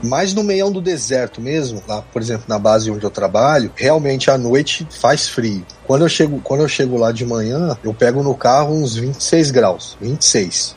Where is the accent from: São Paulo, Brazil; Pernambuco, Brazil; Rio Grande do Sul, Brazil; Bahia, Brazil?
São Paulo, Brazil; moved away; also born or lived in Rio de Janeiro; eu sou de São Paulo, me mudei pro Rio, mas minha família é de Minas